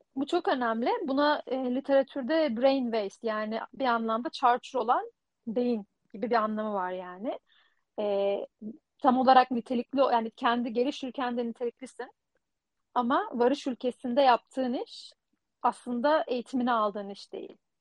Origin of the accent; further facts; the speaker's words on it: Turkey; moved away as an adult; also born or lived in Leiden, Netherlands; now in Netherlands; ben de Türk'üm